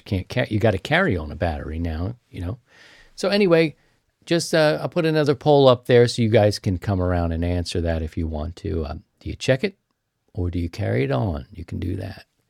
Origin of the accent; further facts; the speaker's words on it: Baltimore, Maryland, United States; moved away; I'm from Baltimore.